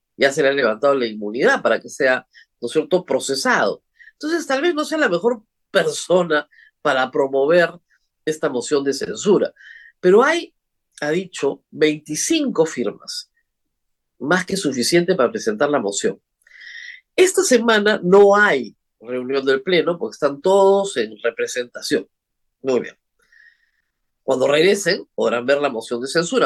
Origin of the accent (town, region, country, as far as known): Peru